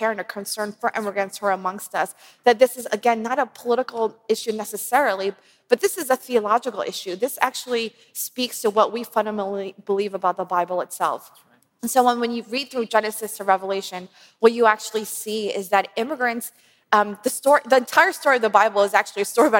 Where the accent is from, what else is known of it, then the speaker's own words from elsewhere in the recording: Philadelphia, Pennsylvania, United States; My parents immigrated from South Korea, and I was born and raised in Philadelphia